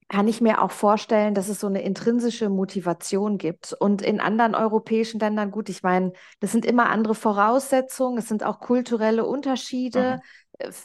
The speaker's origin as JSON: {"language": "German", "country": "Germany", "lives_now": "Switzerland", "said": "da kam ich als Deutsche in die Schweiz und dachte so, okay, hier ist so das Mindset ja, ähm, eine ganz andere."}